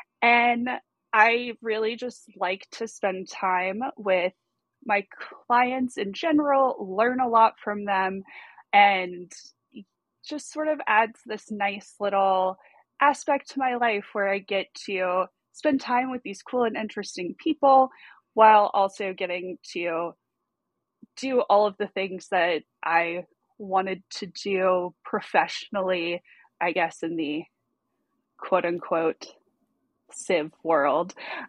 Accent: Southeast, United States; accent: Southern US; in the military, we moved around like military kids, so I really have no particular home base. But my accent, I guess, clearly puts me from somewhere in the southeast.

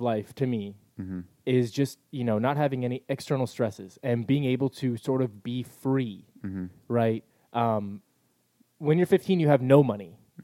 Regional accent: El Cajon, California, United States; I grew up in El Cajon where everything was sort of local

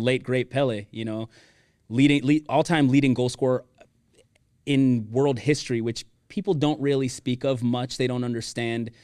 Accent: Miami, Florida, United States; moved away as an adult; also born or lived in Weston, Florida; now in Texas, United States; born and raised in Miami, Florida

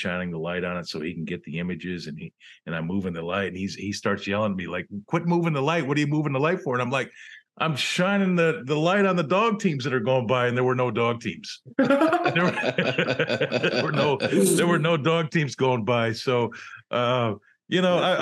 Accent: Western New York, United States; moved away as an adult; also born or lived in Cleveland / Anchorage, Alaska; I grew up in Western New York

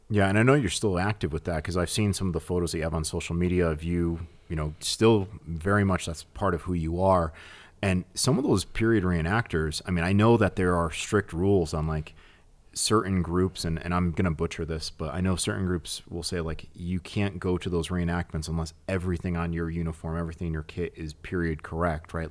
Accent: New England, United States; I'm from New England

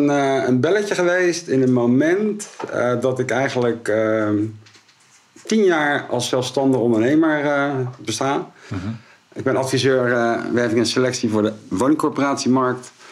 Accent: Rotterdam, South Holland, Netherlands; En Rotterdammers zijn we natuurlijk.

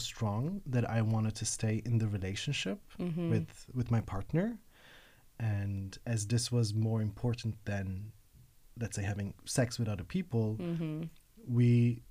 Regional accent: Istanbul, Turkey; moved away as an adult; now in Berlin, Germany; I was born and raised in Istanbul. And then I now live in Berlin for the last 9 years

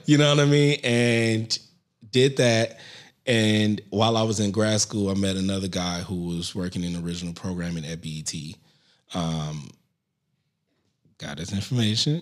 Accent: St. Louis, Missouri, United States; moved away as an adult; now in New York City, United States; I'm still from Saint Louis

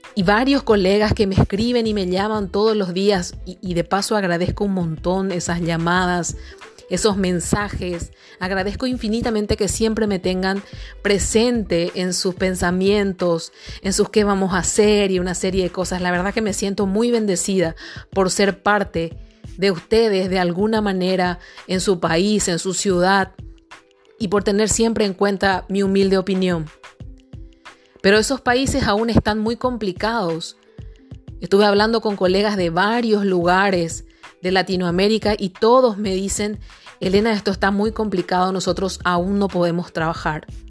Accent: Paraguay; yo soy de la República del Paraguay y aquí en el Paraguay

